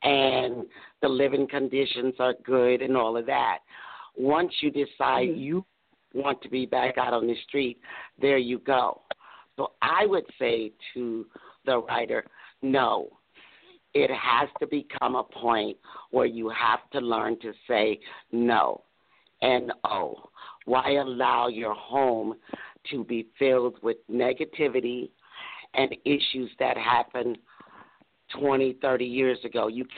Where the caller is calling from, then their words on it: Doraville, Georgia, United States; I'm calling from beautiful downtown Doraville, Georgia.